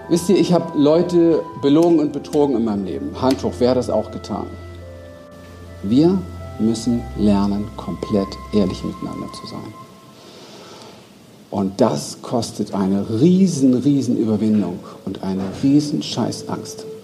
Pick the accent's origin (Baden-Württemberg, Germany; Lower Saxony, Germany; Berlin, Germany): Berlin, Germany; ich bin in Berlin aufgewachsen, Spielplatz Mülltonnen, Ghetto